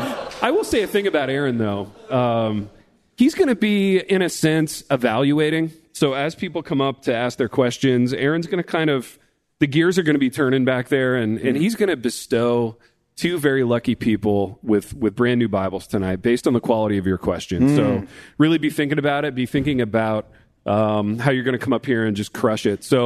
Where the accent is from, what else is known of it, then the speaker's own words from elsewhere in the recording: Midwest, United States; I'm Midwestern.